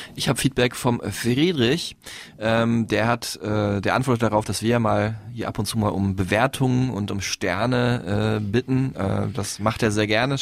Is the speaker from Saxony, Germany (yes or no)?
no; Dortmund, North Rhine-Westphalia, Germany; aus dem Raum Dortmund, glaube ich, kommt, wo ich herkomme